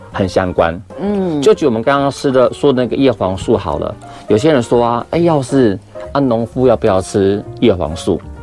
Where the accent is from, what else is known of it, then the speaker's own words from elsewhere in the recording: Yunlin County, Taiwan; 我们云林那边啊，就很乡下，穷乡僻野嘛